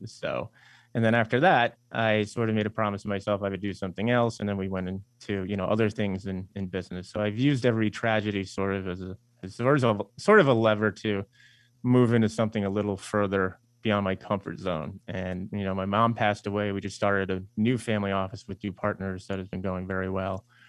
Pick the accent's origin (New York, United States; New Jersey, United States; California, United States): New York, United States; Eastern Long Island; We're from Eastern Long Island, and you know we both went to school in New York City